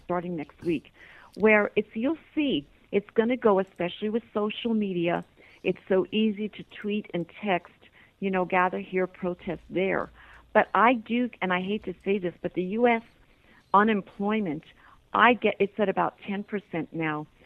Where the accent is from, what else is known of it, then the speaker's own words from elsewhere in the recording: United States; now in Toronto, Canada; I am an American.